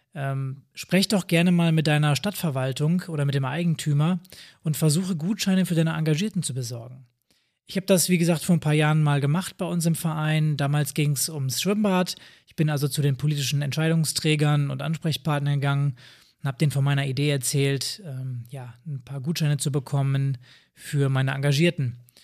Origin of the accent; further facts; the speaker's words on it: Northern Germany, Germany; bei uns im Norden